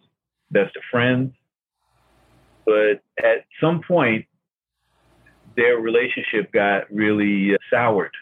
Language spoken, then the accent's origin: English; Newark, New Jersey, United States; also born or lived in Washington, D.C.; my growing up in Newark